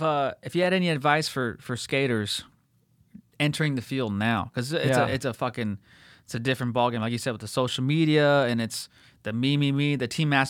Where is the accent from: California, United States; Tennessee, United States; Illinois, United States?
California, United States; La Habra; I am a kid from La Habra